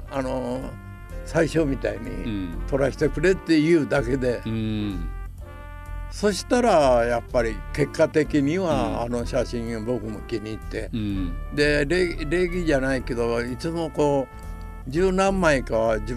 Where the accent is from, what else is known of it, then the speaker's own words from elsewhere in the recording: Nogata, Fukuoka, Japan; born there; それで生まれは能形って筑豊種ですけど